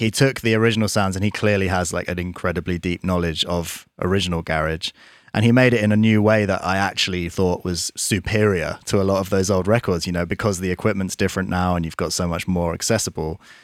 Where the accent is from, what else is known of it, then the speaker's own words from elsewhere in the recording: Surrey, South East England, United Kingdom; We grew up in Surrey